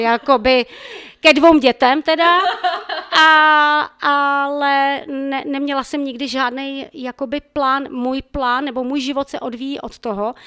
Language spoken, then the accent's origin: Czech; Ostrava, Moravian-Silesian Region, Czechia; pocházím z Ostravy